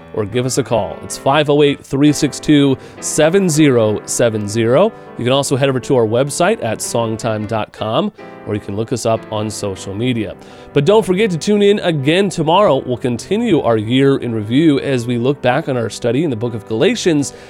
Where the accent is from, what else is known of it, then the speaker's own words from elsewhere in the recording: Midwest, United States; now in New England, United States; I grew up in the Midwest, and I came out to New England